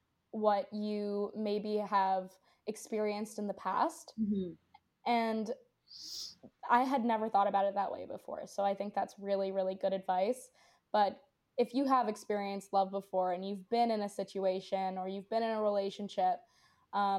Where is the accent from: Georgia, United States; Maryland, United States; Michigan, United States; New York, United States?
New York, United States; New York City; I grew up in New York City